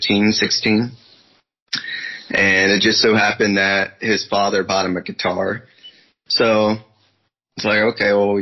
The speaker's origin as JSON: {"language": "English", "region": "Northern Virginia", "country": "United States", "said": "I'm from Northern Virginia, basically about an hour or so from Washington, D.C."}